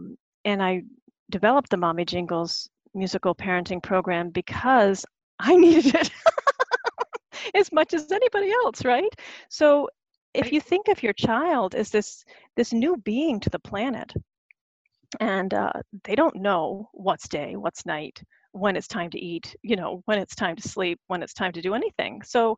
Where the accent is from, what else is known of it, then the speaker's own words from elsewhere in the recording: Searsmont, Maine, United States; I grew up in the Methodist church, is one of the things that I come to, you know, it's like, because it always brings me back to the Searsmont Methodist church, standing between my mom and my dad